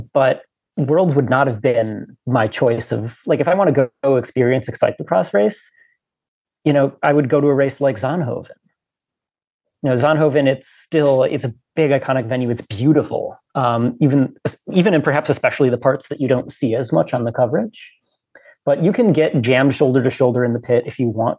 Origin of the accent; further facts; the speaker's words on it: United States; an American bike racer